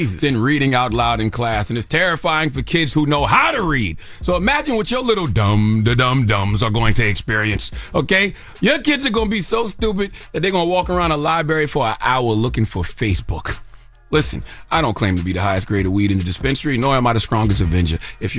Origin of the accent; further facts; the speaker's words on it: South Carolina, United States; I am from South Carolina, born and raised, a state that passed the first law which prohibited teaching slaves to read and write.